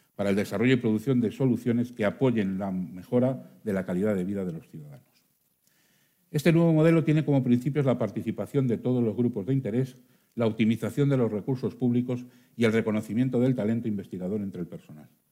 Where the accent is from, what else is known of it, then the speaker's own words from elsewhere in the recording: Burgos, Castile and León, Spain; como castellano y leonés, como burgalés y como médico